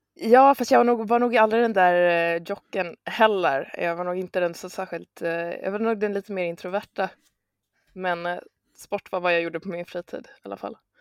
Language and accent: Swedish; Örebro, Örebro County, Sweden; also born or lived in Stockholm; då föddes jag i Örebro, Jag eh, har växt upp där